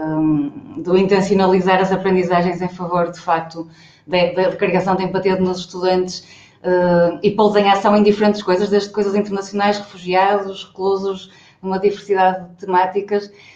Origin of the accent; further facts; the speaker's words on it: Braga, Norte, Portugal; sou de Braga